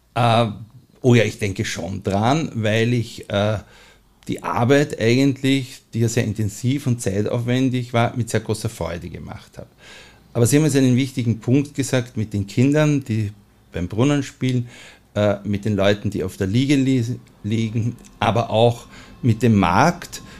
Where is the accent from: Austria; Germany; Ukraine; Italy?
Austria; Vienna; lebe ich seit meiner Kindheit in Mauer